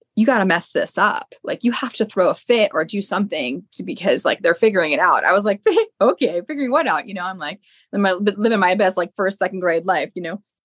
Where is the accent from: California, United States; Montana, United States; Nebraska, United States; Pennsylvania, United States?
Pennsylvania, United States; outside of the Philadelphia area; i grew up outside of the Philadelphia area.